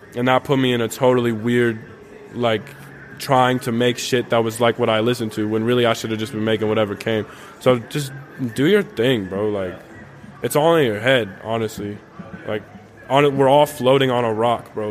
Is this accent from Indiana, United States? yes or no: no; Tucson, Arizona, United States; moved away as an adult; now in Nashville, United States; I was born and raised in born and raised in Tucson